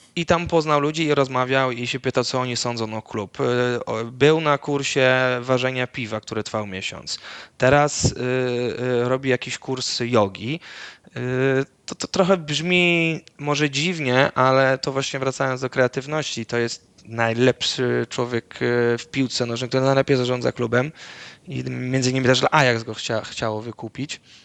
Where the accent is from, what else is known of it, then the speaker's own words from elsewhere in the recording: Netherlands; moved away; w mojej wiosce w Holandii, y, gdzie to wioska, tak, gdzie całe życie mieszkałem w Holandii, mój ojciec mieszka